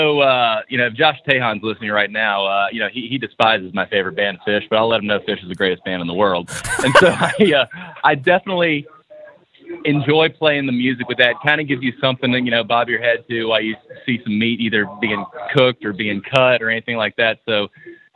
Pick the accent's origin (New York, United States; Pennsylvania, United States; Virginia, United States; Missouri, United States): Virginia, United States; Blacksburg; also born or lived in Roanoke, Virginia; I grew up in the Virginia area from Blacksburg, and we moved to Roanoke